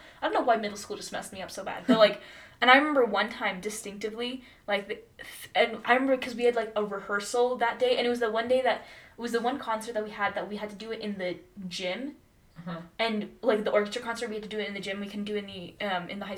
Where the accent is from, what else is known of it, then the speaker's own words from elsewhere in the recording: Laramie, Wyoming, United States; also born or lived in Memphis, Tennessee; I'm from Laramie, Wyoming. Like, that's where I grew up.